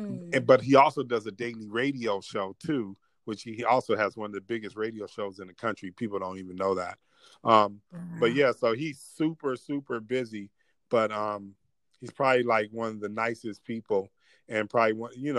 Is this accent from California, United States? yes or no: yes; Los Angeles, California, United States; I'm from L.A.